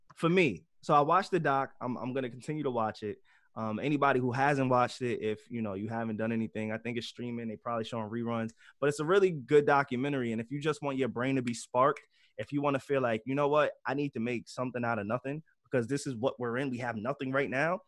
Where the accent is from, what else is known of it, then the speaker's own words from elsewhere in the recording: New York, United States; we're all from New York